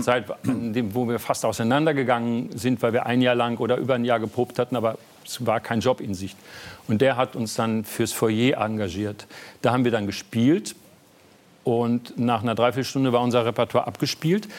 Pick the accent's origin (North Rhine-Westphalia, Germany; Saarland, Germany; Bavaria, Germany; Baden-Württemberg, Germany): North Rhine-Westphalia, Germany; moved away as an adult; also born or lived in Berlin; als Westfale